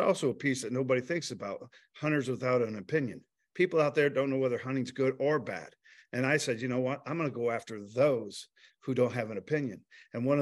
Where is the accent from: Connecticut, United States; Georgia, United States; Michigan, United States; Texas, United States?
Michigan, United States; I grew up in Michigan